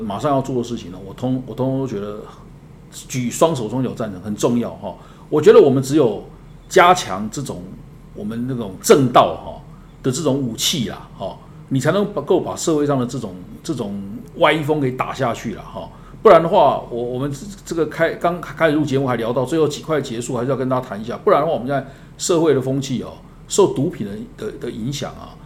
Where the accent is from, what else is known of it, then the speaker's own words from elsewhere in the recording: Taiwan; 我们台湾人